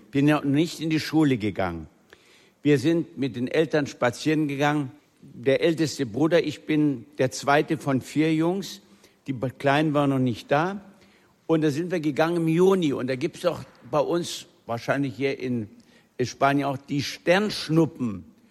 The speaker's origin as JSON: {"language": "German", "region": "Thuringia", "country": "Germany", "tie": "born or raised there", "also_born_or_lived": "Silesia", "said": "aus der Dorfschule in Thüringen, wo wir nach unserer Flucht aus Schlesien hingekommen sind"}